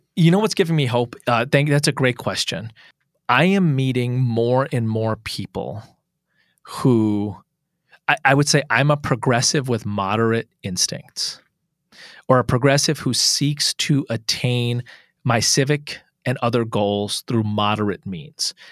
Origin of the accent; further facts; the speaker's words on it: United States; I'm an American is smiley Muslim of Indian descent